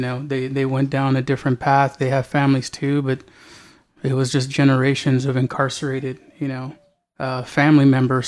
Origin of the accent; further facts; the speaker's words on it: Alhambra, California, United States; now in San Antonio, United States; I'm originally from Alhambra, California. But my family's from here